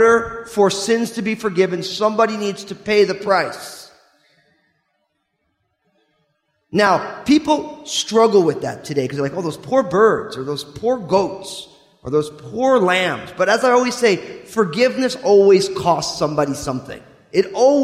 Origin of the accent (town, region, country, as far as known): New Jersey, United States